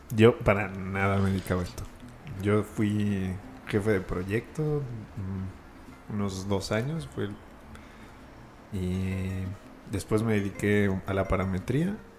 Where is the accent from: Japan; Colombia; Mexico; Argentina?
Mexico; Mexico City; oriundo de aquí de la ciudad